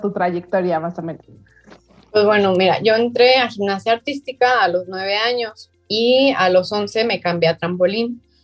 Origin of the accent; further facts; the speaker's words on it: Guadalajara, Jalisco, Mexico; soy de Guadalajara, Jalisco